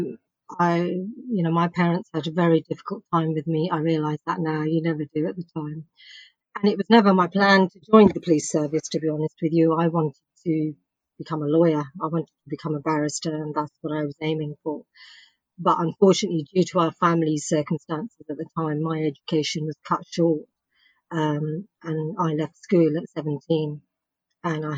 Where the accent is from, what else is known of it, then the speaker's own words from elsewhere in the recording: Bedford, East of England, United Kingdom; I was born in Bedford, in Bedfordshire